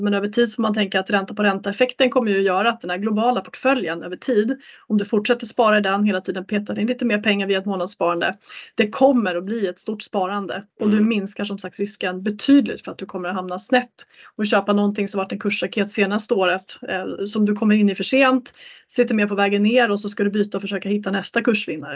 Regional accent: Sweden; som svensk

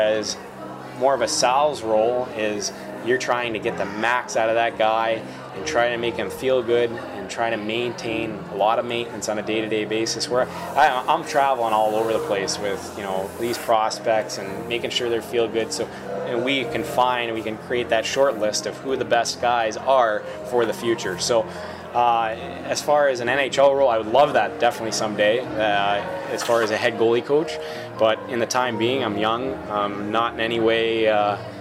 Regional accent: Boston, Massachusetts, United States; moved away; in Boston, which is my hometown

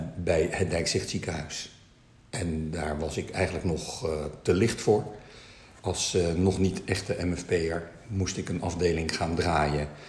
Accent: Netherlands; also born or lived in China (ancestry); wij wel heel erg Nederlands zijn, maar toch wel anders zijn

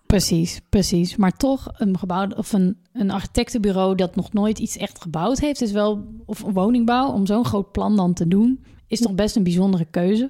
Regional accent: North Brabant, Netherlands; Als Brabander

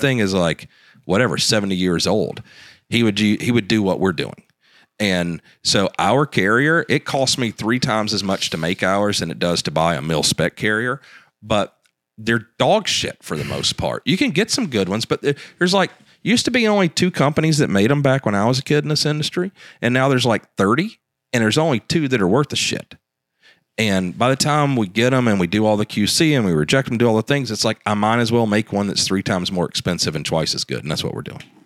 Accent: the South, United States; me growing up in the South

